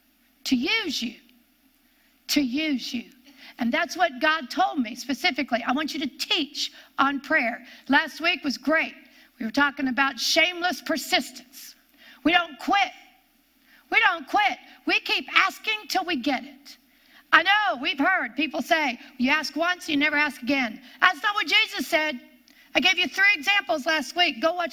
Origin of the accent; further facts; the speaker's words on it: Pennsylvania, United States; born there; I came from West Pennsylvania, is where I was born.